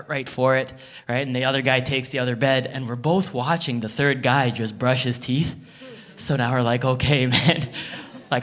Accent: Toronto, Ontario, Canada; I'm from Scarborough

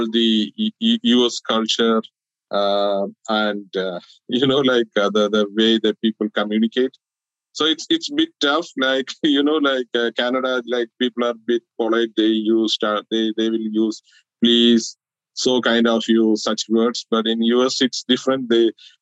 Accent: Kerala, India; moved away as an adult; now in United States

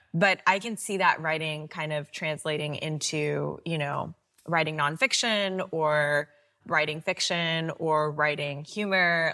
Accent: Pakistan; now in United States; growing up in Pakistan

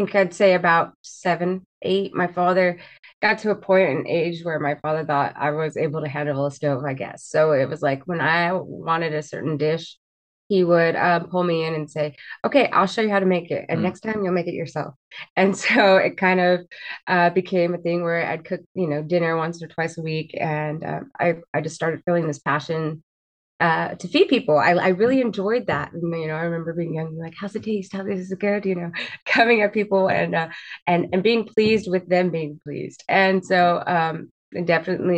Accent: Fresno, California, United States; I am from Fresno, California. I've been here my entire life

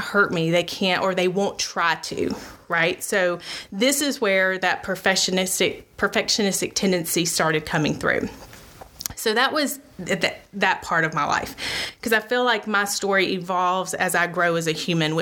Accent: Alabama, United States; born and raised in Alabama

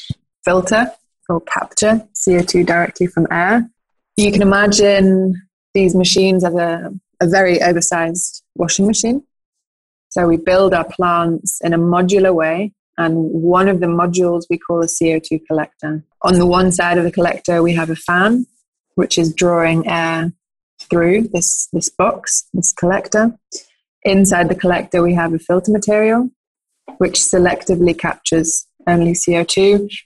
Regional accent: United Kingdom; also born or lived in Norway; now in Switzerland; By origin, I'm British-Norwegian, landed in Switzerland after my studies

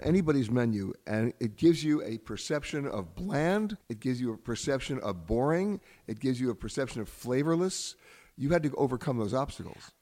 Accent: United States; I'm saying this as an American

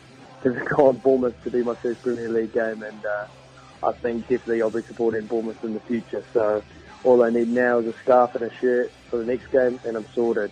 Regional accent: New Zealand; now in London, United Kingdom; I'm from New Zealand, currently living in London

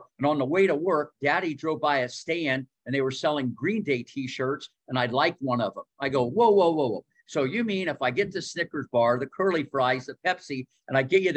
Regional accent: Ohio, United States; growing up in Ohio

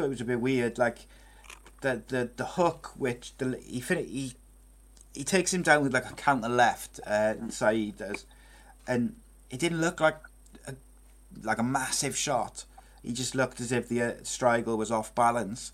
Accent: Wales, United Kingdom

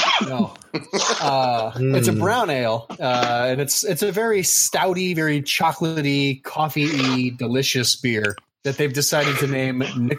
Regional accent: Lafayette, Indiana, United States; representing my hometown of Lafayette, Indiana

